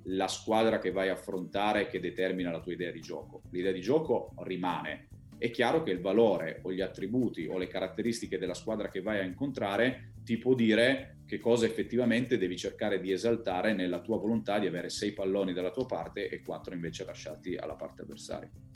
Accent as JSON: {"language": "Italian", "region": "Piedmont", "country": "Italy", "said": "noi siamo piemontesi"}